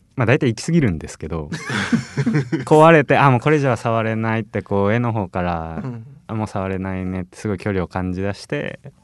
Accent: Kitakyushu, Fukuoka, Japan; 今も北九州生まれで北九州に住んでます

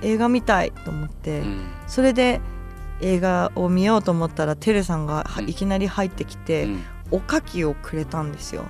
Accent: Tokyo, Japan; moved away; 東京生まれ東京育ちだったんで

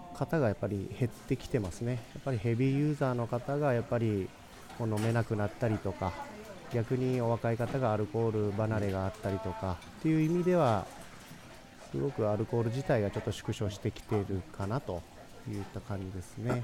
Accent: Kagoshima, Japan; now in Fukuoka, Japan; 地元の鹿児島で特に私のまあ実家のすぐ近くにこの奥口酒造という蔵があるんですけれども

